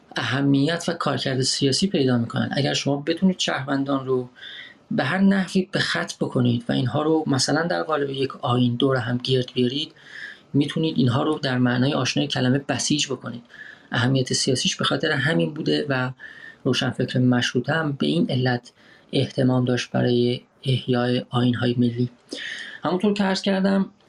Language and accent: Persian; Iran; moved away as an adult; من کمی بیش از یک ساله که از ایران آمدم بیرون و در واقع فرار کردم